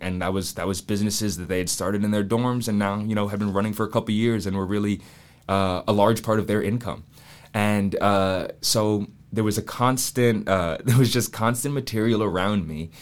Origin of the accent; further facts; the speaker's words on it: Atlanta, Georgia, United States; now in Charleston, United States; I went to the Waldorf School of Atlanta, which is this small private school in Atlanta